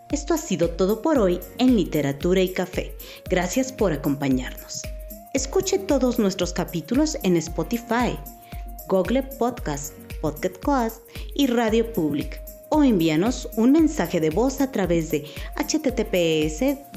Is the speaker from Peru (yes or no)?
no; Nicaragua; now in Alberta, Canada; un alma escribiente. Soy escritora nicaragüense, gastrónoma, mercadóloga y en el equipo de locución desde Alberta, Canadá.